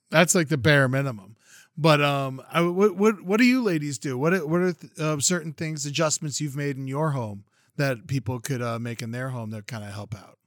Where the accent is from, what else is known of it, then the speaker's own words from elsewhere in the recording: Florida, United States; now in California, United States; I grew up down in Florida, and it was a big part of my life